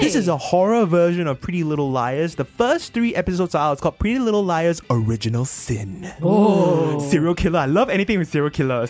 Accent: Singapore; I grew up in Bukit Panjang

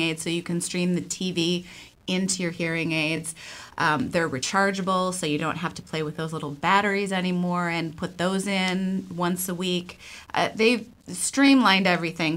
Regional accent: Buffalo, New York, United States; moved away as an adult; now in Portland, United States; I am originally from Buffalo, New York. I am a transplant here. I've been here for about 25 years

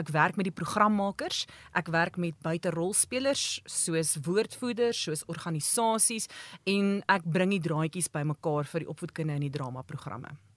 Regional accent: Standerton, Mpumalanga, South Africa; moved away as an adult; also born or lived in Pretoria; Maar ek kom van Mpumalanga af. Ek het groot geword op Standerton.

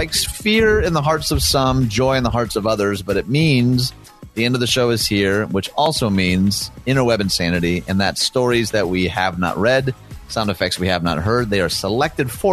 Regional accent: Michigan, United States; moved away; My home state, Michigan

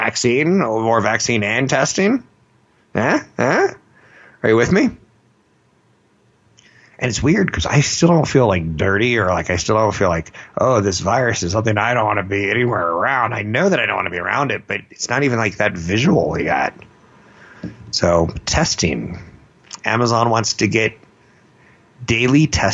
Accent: California, United States; I'm from California

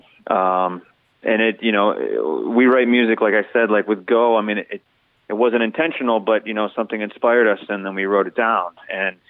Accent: Detroit, Michigan, United States; we tell people we're from Detroit

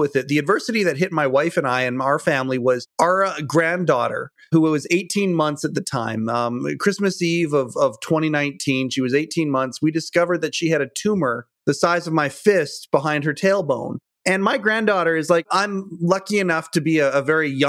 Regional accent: Western Canada, Canada; I'm from Western Canada.

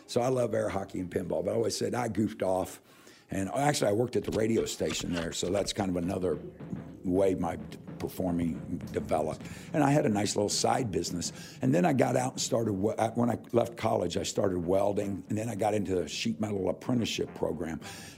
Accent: Kansas City, United States; moved away; I'm from Kansas City

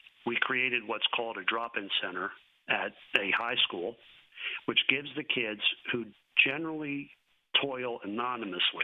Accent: Philadelphia, Pennsylvania, United States; moved away as an adult; now in Dallas, United States; I'm from Philadelphia

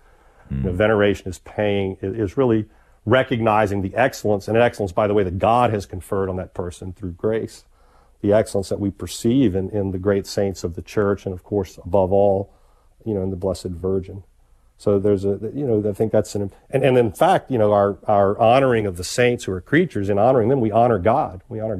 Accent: the South, United States; growing up in the South, I certainly heard that a lot.

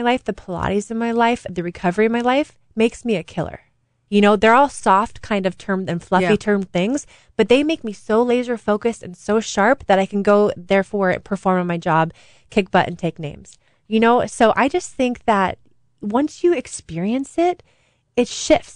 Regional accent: Saratoga, California, United States; I grew up in Saratoga, 20 minutes from Stanford University.

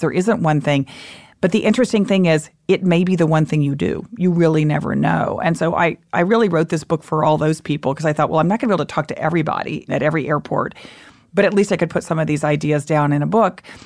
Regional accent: Texas, United States; moved away; I grew up in Texas, lived there a lot of my life

